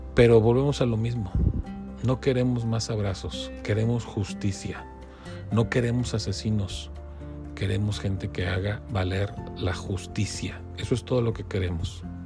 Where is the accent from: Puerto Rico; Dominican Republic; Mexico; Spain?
Mexico; como mexicanos